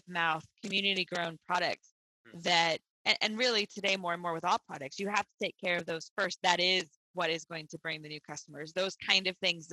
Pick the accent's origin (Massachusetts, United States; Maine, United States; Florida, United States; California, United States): Massachusetts, United States; Boston; moved away; since I'm from Boston.